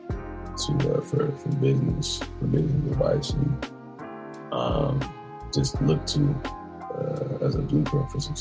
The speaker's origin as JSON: {"language": "English", "town": "San Francisco", "region": "California", "country": "United States", "said": "I'm from San Francisco"}